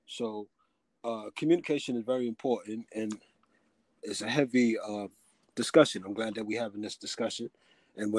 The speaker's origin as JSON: {"language": "English", "town": "New York City", "region": "New York", "country": "United States", "tie": "born or raised there", "said": "I'm born and raised in Bronx, went to the public school system"}